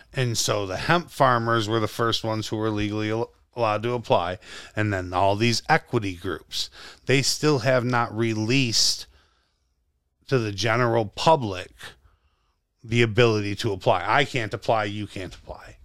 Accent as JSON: {"language": "English", "region": "Western New York", "country": "United States", "said": "it's lovely being from here"}